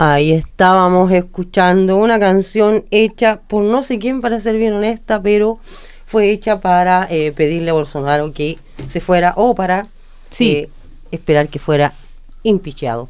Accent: Chile

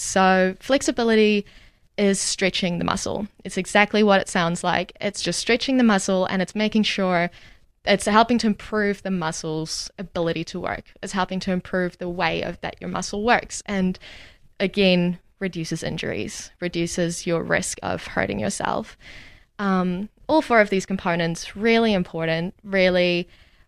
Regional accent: Namibia; moved away as an adult; now in Dunedin, New Zealand; I am from Namibia. So very new to New Zealand. Moved here about 3 years ago

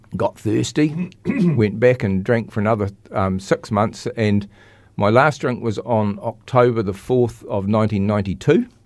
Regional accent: Christchurch, Canterbury, New Zealand; also born or lived in Cust, North Canterbury; I grew up in Linwood and Christchurch

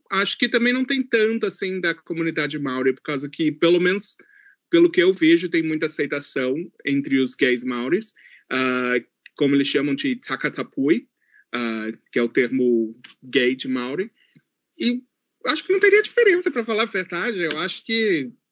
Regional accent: New Zealand; accent: gaúcho; also born or lived in Rio Grande do Sul, Brazil; brasileiro, mas a Nova Zelândia é a minha casa. Foi onde eu cresci, foi onde eu tive minhas experiências.

